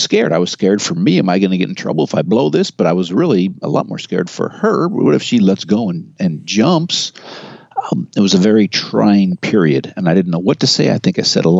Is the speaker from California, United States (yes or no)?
yes; Marin County, California, United States; I'm from Marin County.